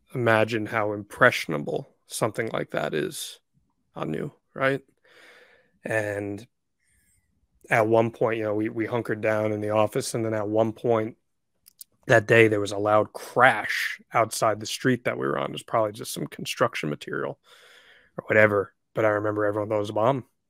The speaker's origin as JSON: {"language": "English", "region": "New Jersey", "country": "United States", "tie": "born or raised there", "said": "growing up in New Jersey"}